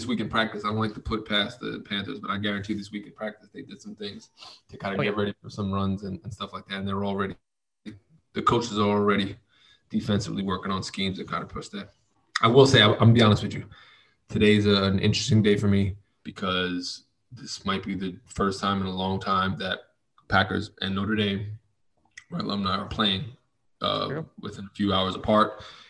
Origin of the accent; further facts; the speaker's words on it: Mexico; now in Los Angeles, United States; I came from Mexico and I live close to the water, Tom.